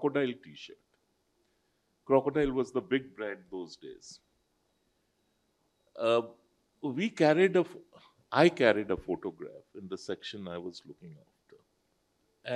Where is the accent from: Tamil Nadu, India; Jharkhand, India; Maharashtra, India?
Jharkhand, India; Jamshedpur; English is a second language; I am a Dehati from Jamshedpur